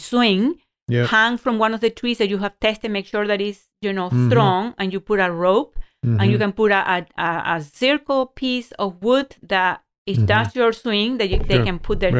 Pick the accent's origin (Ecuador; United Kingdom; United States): Ecuador; moved away; I didn't grow up in this country. I grew up in Ecuador.